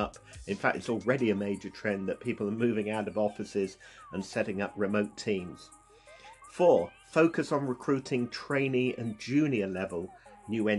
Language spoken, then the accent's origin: English; United Kingdom; I'm obviously British